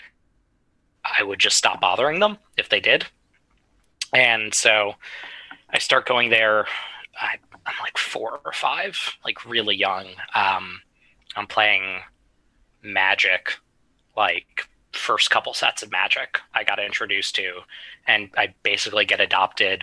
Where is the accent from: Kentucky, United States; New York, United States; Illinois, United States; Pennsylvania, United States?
New York, United States; New York City; I grew up in New York City